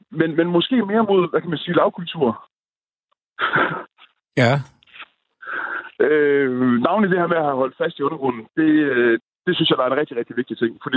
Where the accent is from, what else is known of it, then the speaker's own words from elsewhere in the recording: Holstebro, Central Denmark Region, Denmark; moved away; det har jeg i hvert fald oplevet hjemme i Holstebro